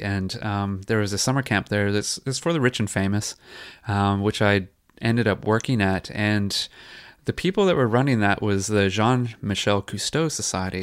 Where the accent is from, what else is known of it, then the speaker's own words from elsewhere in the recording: San Jose, California, United States; moved away as an adult; also born or lived in Queensland; now in Noosa, Australia; I grew up in San Jose, California